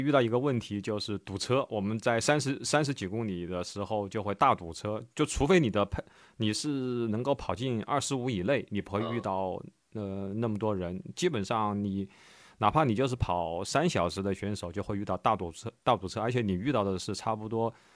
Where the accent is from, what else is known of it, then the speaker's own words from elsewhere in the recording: Wuhan, Hubei, China; moved away; 一六年我当时回武汉，当时就跟，因为我，我是武汉人嘛